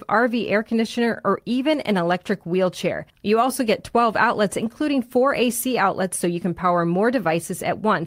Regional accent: Chicago, Illinois, United States; I grew up in Chicago

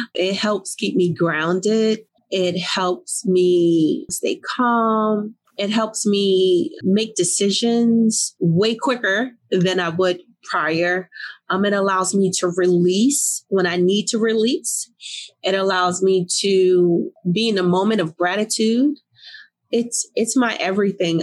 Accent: Newark, New Jersey, United States; I grew up in Newark, New Jersey.

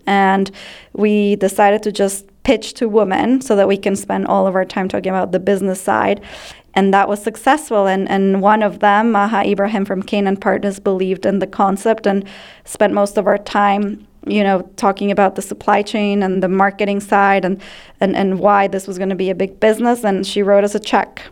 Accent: Ecuador; moved away as an adult; now in United States; I grew up in Ecuador and I was raised in a home of fewer, better things

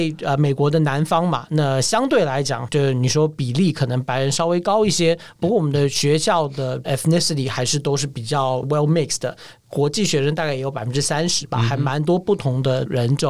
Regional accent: Taiwan; 我是土生土长

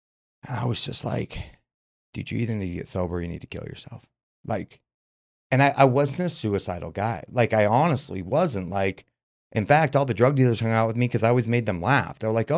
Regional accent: Murray, Utah, United States; I'm from Central, Murray, Utah.

